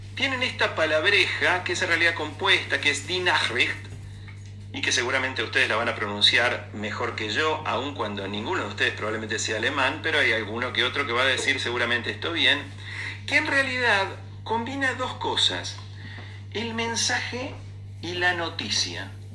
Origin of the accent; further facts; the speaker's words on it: Buenos Aires, Argentina; also born or lived in Flores, Buenos Aires; lo real y lo cierto que tenía Villaluro para mí en los primeros nueve años de mi vida